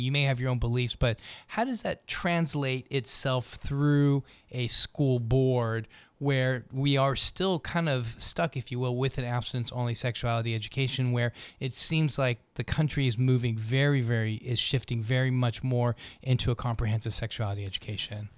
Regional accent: Los Angeles, California, United States; moved away; the L A Unified School District, which is where I went to school, uh, in, uh, growing up in Los Angeles

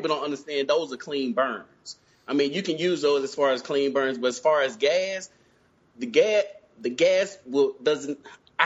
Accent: Brownsville, Tennessee, United States; the way I grew up in West Tennessee, Brownsville to be exact, we was taught to cook over fire

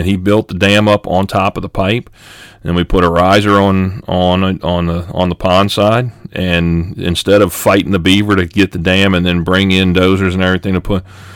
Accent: Louisiana, United States; I'm from Louisiana

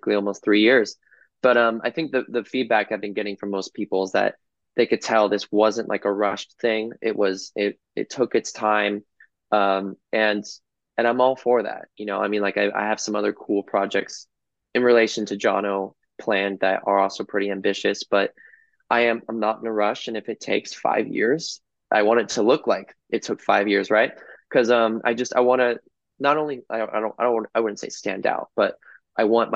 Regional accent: Los Angeles, California, United States; my hometown

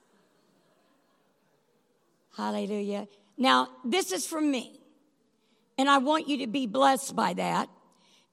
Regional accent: the South, United States; we're from the South

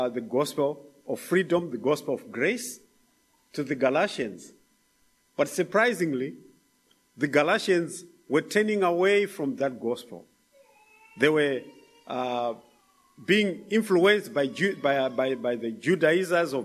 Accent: Zimbabwe; moved away; from Zimbabwe

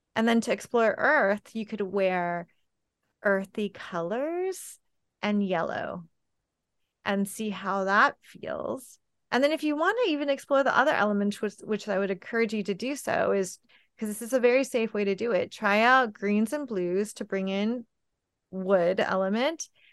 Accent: California, United States; I grew up in California, where it is very hot in the summertime

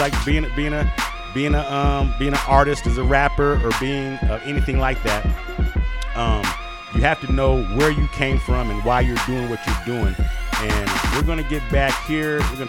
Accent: Colorado, United States; I'm originated from Colorado here

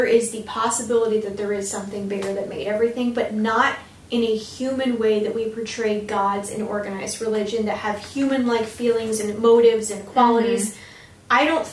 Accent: the South, United States; growing up in the South, constantly surrounded by religious fanatics.

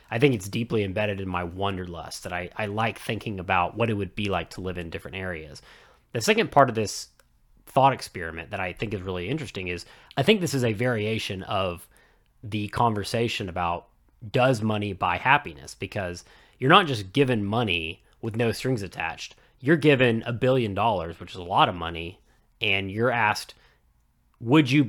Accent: Dallas, Texas, United States; I'm from the Dallas area

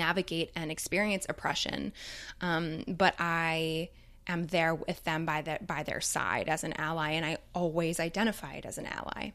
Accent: Toronto, Ontario, Canada; growing up in Toronto

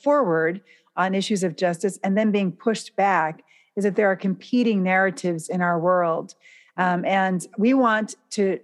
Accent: United States; as an American

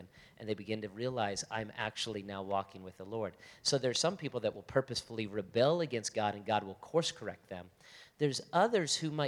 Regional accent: Las Vegas, Nevada, United States; also born or lived in Florida; I'm from Las Vegas

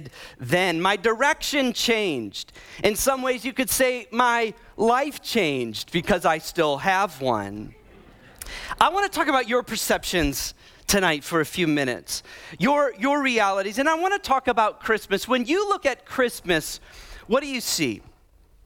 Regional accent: Midwest, United States; moved away; I grew up in the Midwest.

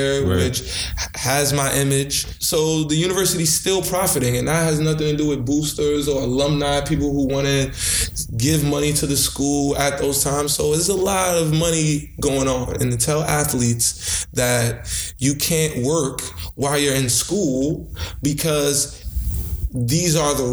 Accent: New York City, New York, United States; I'm from Brooklyn

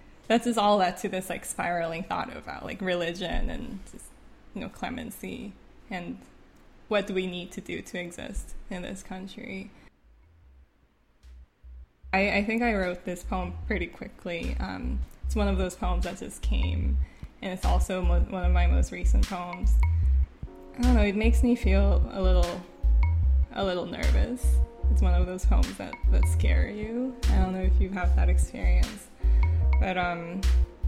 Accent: Canada; first language Korean; English is a second language; moved away; When I was growing up in Canada, I didn't write a lot in Korean because I wanted to speak English better

